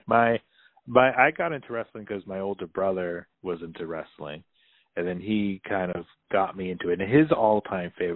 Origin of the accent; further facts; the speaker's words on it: Northeast, United States; I was always born and raised in the Northeast